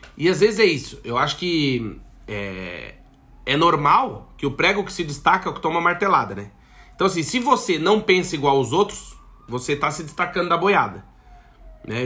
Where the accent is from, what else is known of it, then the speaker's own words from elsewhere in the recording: Brazil; moved away as an adult; a gente como brasileiro